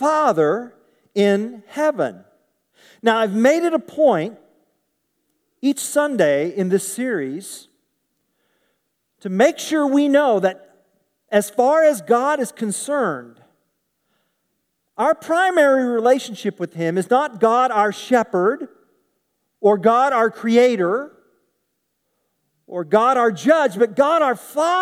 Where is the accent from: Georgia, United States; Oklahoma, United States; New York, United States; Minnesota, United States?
Oklahoma, United States; Tulsa; I grew up in Tulsa.